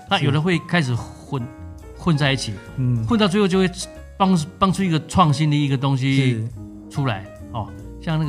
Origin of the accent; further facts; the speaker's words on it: Taiwan; 我们台湾人都知道，